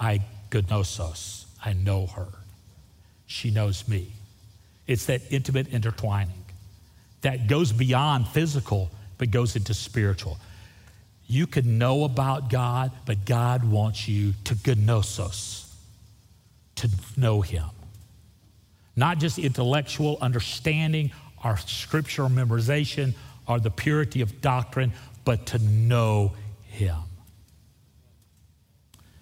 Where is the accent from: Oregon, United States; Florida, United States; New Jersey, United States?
Florida, United States; Florida Panhandle, United States; I grew up on the Gulf Coast of Florida. The Panhandle of Florida is a beautiful place